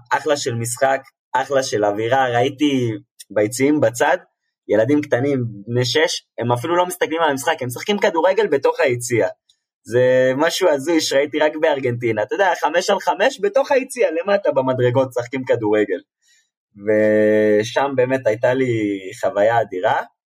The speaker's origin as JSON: {"language": "Hebrew", "country": "Israel", "said": "אני מישראל"}